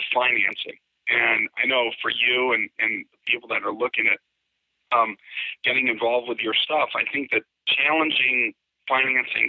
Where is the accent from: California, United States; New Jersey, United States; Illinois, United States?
Illinois, United States; Chicago; I grew up in Chicago